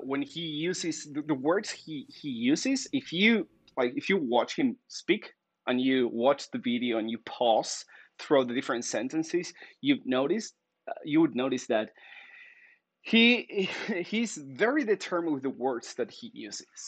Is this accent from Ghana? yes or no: no; Argentina; moved away; also born or lived in Spain; I'm from Argentina